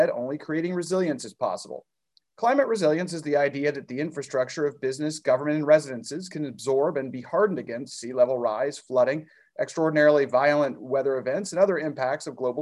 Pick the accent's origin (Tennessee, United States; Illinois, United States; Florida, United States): Florida, United States; my home state of Florida